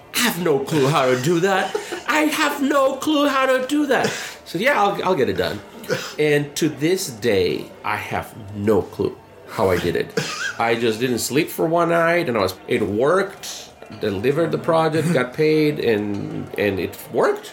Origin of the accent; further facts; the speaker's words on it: Mexico; moved away as an adult; also born or lived in Panama / Ecuador / Guatemala / Colombia; now in United States; I grew up in Mexico. I'm, I was not born in Mexico. Born in Panama